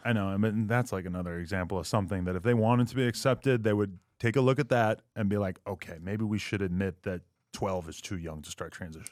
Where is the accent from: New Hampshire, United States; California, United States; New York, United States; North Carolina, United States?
New Hampshire, United States; moved away as an adult; now in Los Angeles, United States; growing up in New Hampshire, I mean, a, and granted, I only lived there till I was, like, nineteen or twenty